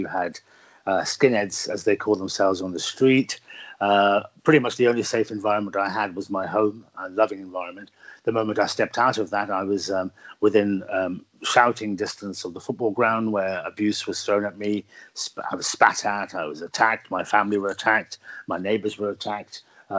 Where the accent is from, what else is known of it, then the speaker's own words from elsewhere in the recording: Birmingham, West Midlands, United Kingdom; Yes, I was born in inner city Birmingham. My family came from the northwest frontier of Pakistan, the very traditional and tribalistic parts of Pakistan, and moved to the very traditional and tribalistic parts of Birmingham.